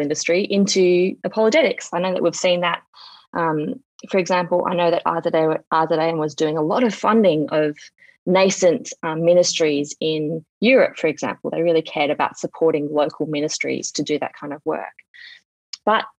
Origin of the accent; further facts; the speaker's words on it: Sydney, New South Wales, Australia; I grew up in Sydney. I live in Sydney. I was raised in Sydney.